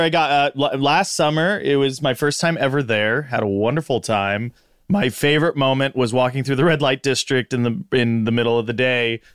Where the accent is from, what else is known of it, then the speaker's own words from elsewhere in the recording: Big Bear City, California, United States; I grew up in Big Bear City, California